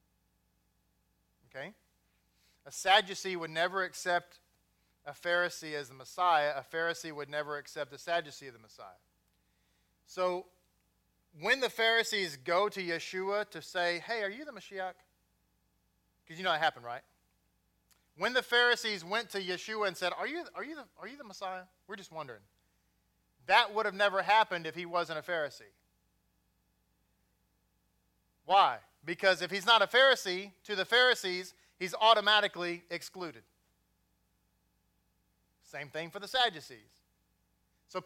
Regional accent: Texas, United States; accent: Texas; I am born and raised here

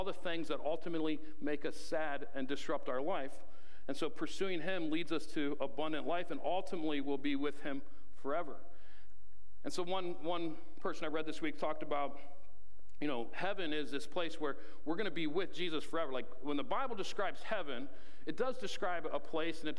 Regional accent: Ohio, United States; growing up in Ohio, when I think of green pastures, I think of really lush, green, tall grass

